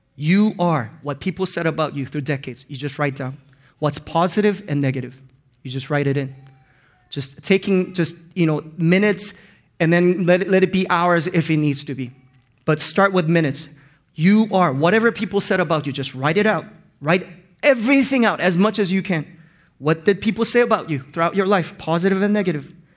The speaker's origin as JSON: {"language": "English", "country": "Hong Kong", "tie": "born or raised there", "also_born_or_lived": "Korea", "first_language": "Korean", "second_language": "English", "said": "when I moved to Hong Kong when I was in fifth grade, I had to learn two different languages on top of my mother tongue, Korean"}